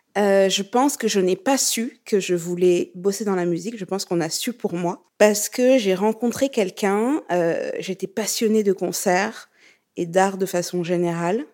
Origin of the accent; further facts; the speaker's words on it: Burkina Faso; moved away; also born or lived in Lyon, France; je viens du Burkina